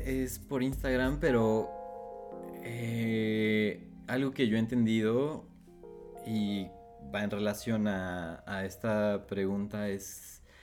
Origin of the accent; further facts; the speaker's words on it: Puebla, Mexico; also born or lived in Mexico City; now in Guadalajara, Mexico; Nací aquí en, en Ciudad de México, crecí en Puebla y ahora estoy viviendo en Guadalajara.